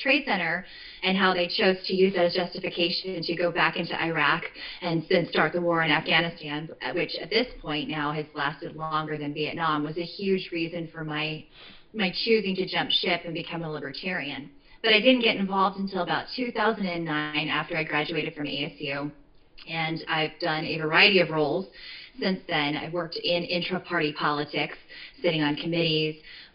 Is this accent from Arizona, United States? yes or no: yes; Phoenix, Arizona, United States; also born or lived in Western New York; I am born and raised in Arizona. I'm from Phoenix originally